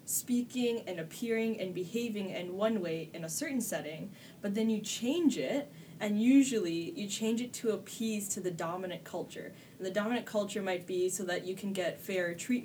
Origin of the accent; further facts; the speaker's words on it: Toronto, Ontario, Canada; I grew up on the Esplanade, which is the hood that's yes, adjacent to Regent Park.